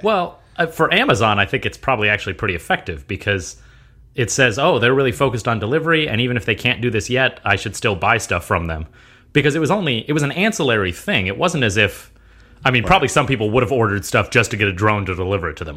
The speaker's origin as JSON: {"language": "English", "country": "United States", "tie": "born or raised there", "said": "I was born in America. I'm an American"}